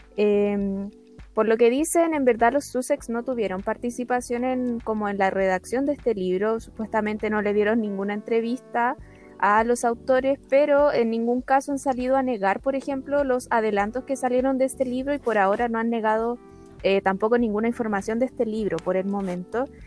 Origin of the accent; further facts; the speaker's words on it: Chile; siendo chilena